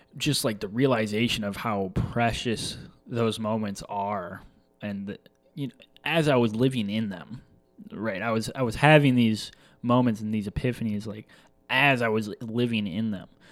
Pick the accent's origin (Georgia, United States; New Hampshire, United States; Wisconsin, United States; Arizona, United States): Wisconsin, United States; La Crosse; growing up in La Crosse, Wisconsin, um, Midwest, born and raised.